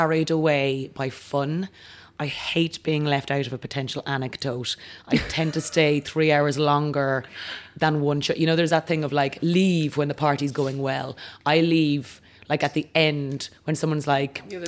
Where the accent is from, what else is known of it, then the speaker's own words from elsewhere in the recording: County Kildare, Ireland; I am from Kildare